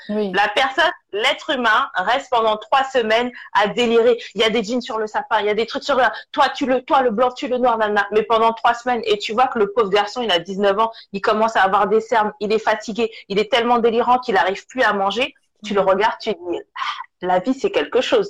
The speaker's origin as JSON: {"language": "French", "country": "Togo", "said": "Je suis du Togo"}